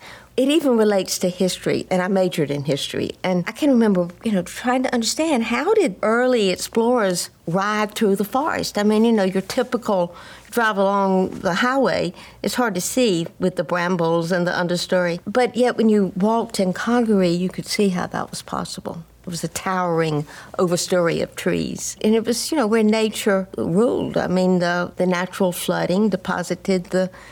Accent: Columbia, South Carolina, United States; also born or lived in New Orleans; I grew up in Columbia

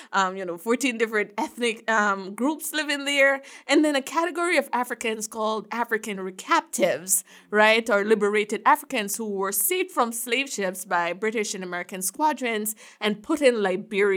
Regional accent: Jamaica; now in United States; I'm from Jamaica

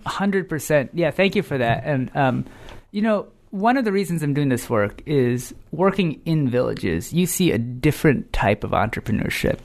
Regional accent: United States; me as a American-born, um, person

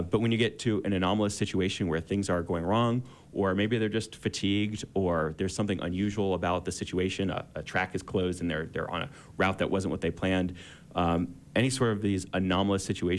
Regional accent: Florida, United States; when I was a kid growing up in Florida

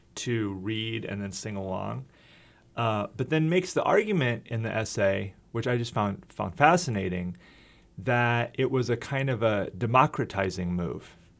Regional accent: Iowa, United States; also born or lived in Minnesota / Wisconsin / Slovakia; now in Fayetteville, United States; I grew up in Iowa and lived in Minnesota and Wisconsin

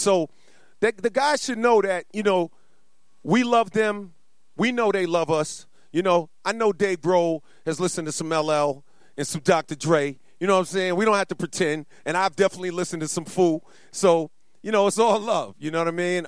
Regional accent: New York City, New York, United States; a young black kid growing up in Queens

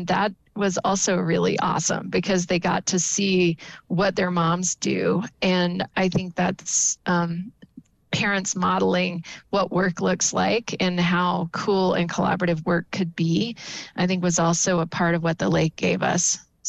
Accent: North Carolina, United States; now in Utah, United States; I'm not from Utah, so I came from North Carolina, and I was used to marshlands and sailing around barrier islands.

